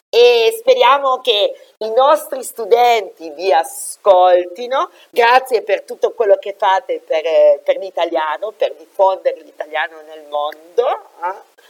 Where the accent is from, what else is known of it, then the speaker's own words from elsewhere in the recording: Liguria, Italy; Io sono ligure, quindi